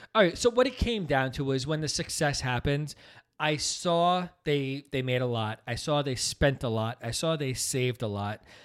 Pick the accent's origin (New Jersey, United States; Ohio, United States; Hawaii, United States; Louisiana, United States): New Jersey, United States; also born or lived in Brooklyn, New York; we're all from Brooklyn. I was the last, but we moved out here when I was just six months old, so out to New Jersey.